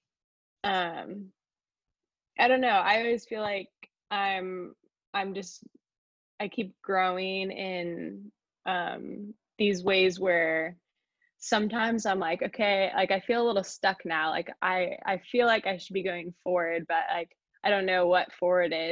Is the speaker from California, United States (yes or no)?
yes; California, United States; moved away as an adult; also born or lived in Chicago; I'm from California